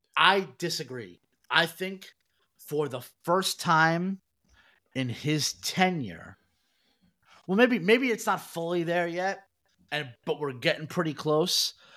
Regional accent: New York City, New York, United States; growing up in Brooklyn, we had Fun Time USA.

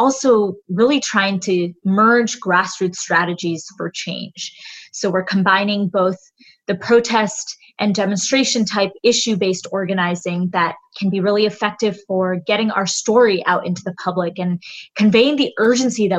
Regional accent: Boston, Massachusetts, United States; I am from Boston, Massachusetts

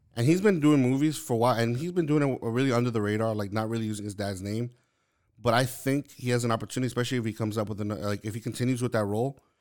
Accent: New York City, New York, United States; moved away; originally I'm from Lower East Side of Manhattan, like, in New York

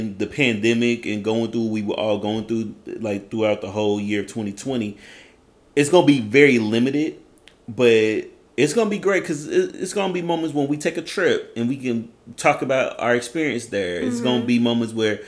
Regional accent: Edmond, Oklahoma, United States; I'm from Oklahoma, and I'm a rodeo

